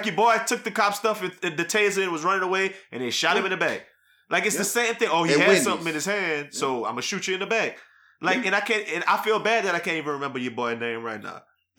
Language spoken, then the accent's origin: English; New Iberia, Louisiana, United States; We're from Liberia. Like, Louisiana is right there. It happened it happened 20 miles from where we grew up.